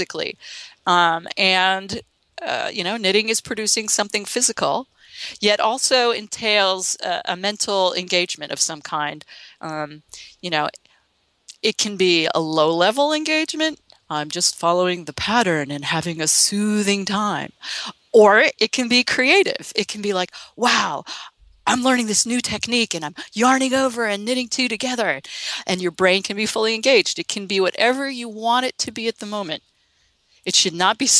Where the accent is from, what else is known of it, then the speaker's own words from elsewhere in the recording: Connecticut, United States; moved away as an adult; also born or lived in Massachusetts; now in San Francisco, United States; Well, I live in San Francisco, but I grew up in the Northeast in Connecticut, lived in Massachusetts for many years